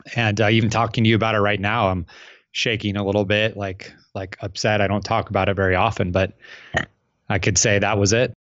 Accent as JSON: {"language": "English", "town": "Phoenix", "region": "Arizona", "country": "United States", "said": "I'm from Phoenix, Arizona"}